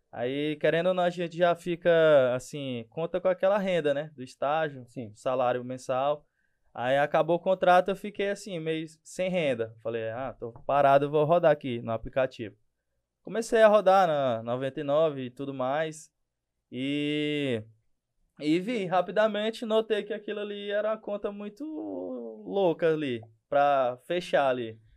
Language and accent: Portuguese; Marabá, Pará, Brazil; sou daqui de Marabá, sou o fundador do Bora 94, aplicativo local de mobilidade urbana.